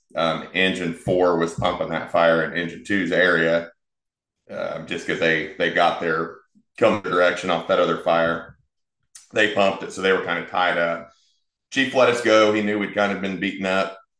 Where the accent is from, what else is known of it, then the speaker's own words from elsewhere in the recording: Wichita, Kansas, United States; moved away as an adult; also born or lived in Florida; born and raised in Wichita, so wanted to eventually come back